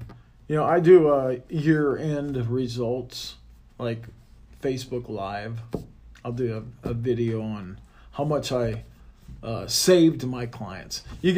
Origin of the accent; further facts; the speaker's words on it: Midwest, United States; I mean, without being raised the way I was raised from the Midwest and from my dad, you know, I learned a lot from him.